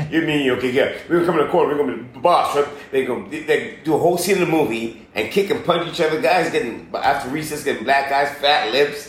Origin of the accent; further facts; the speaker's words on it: Edmonton, Alberta, Canada; also born or lived in Port of Spain, Trinidad and Tobago; now in Los Angeles, United States; My parents separated. I was at the age of six. We moved to Edmonton, Alberta, Canada